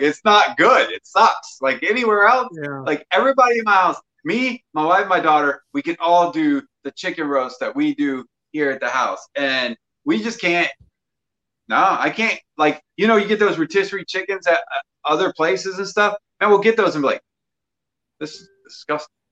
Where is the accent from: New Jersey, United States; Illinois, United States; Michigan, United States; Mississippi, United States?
Mississippi, United States; I'm from Mississippi